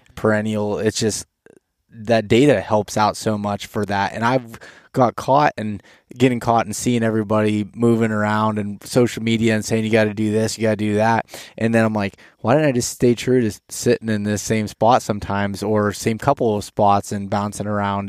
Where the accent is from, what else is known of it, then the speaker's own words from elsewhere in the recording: Pennsylvania, United States; I'm from Pennsylvania